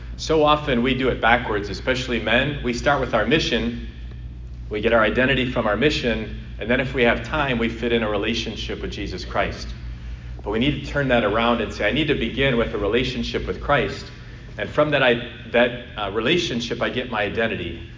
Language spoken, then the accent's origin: English; Illinois, United States; moved away; University of Illinois the first game, my home state